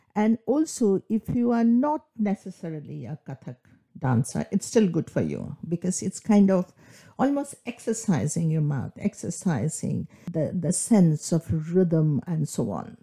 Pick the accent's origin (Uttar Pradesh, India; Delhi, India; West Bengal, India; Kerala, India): West Bengal, India; Kolkata; first language Bengali; English is a second language; moved away as an adult; now in England; I grew up in Calcutta, in Bengal